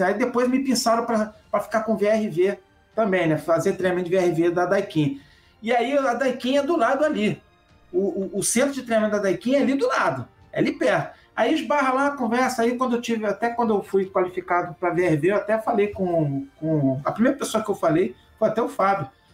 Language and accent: Portuguese; Rio de Janeiro, Brazil; eu sou do Rio de Janeiro.